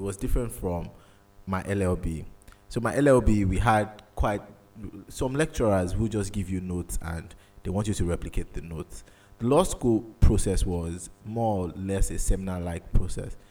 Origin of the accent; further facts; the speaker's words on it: Nigeria; as a Nigerian child